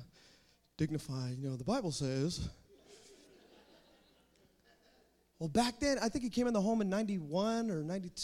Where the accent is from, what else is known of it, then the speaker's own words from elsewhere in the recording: Fremont, California, United States; also born or lived in Hayward, California; I grew up in Fremont Christian. That's how I grew up, going there.